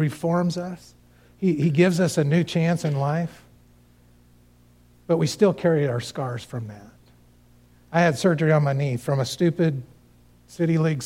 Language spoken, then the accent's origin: English; Cañon City, Colorado, United States; moved away; that's my hometown. That's where I grew up